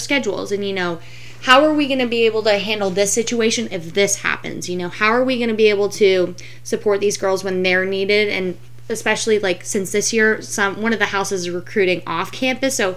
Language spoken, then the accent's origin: English; Fort Worth, Texas, United States; now in St. Petersburg, United States; I'm originally from Fort Worth, Texas, but now I live in St. Petersburg, Florida